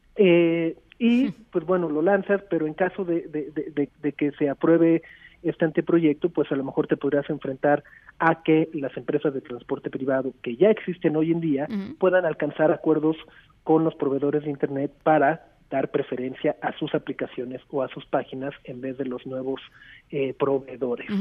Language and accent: Spanish; Mexico